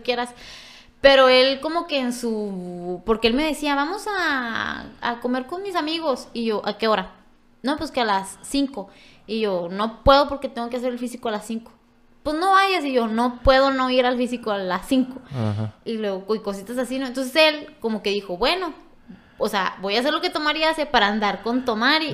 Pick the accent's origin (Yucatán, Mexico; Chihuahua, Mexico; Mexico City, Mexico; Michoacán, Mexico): Chihuahua, Mexico; Ojinaga; soy de Ojinaga, y yo siempre soy de Ojinaga